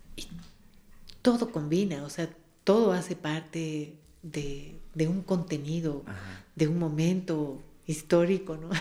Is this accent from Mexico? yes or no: no; Quito, Pichincha, Ecuador; las quebradas de Quito que son las nuestras